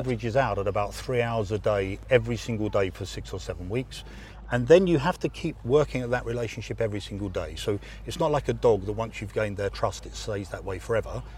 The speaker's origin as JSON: {"language": "English", "region": "England", "country": "United Kingdom", "said": "as an Englishman"}